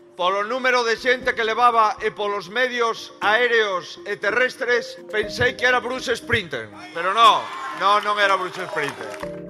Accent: Galicia, Spain; Yo soy gallego porque nací en Galicia, que es una parte de España.

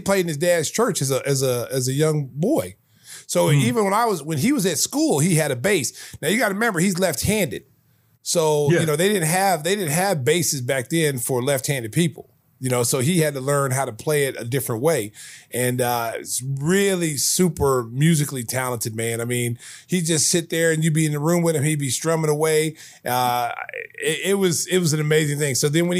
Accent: Oklahoma, United States; when they found out I was from Oklahoma

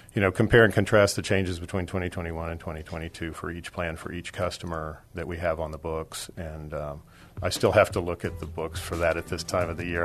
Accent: Dallas, Texas, United States; now in San Antonio, United States; I'm originally from Dallas, but I've lived here for uh, 53 years, so I call myself a San Antonian

